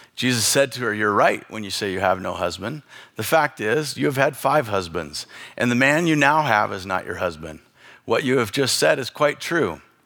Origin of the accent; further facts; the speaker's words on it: Bonners Ferry, Idaho, United States; I grew up in Bonner's Ferry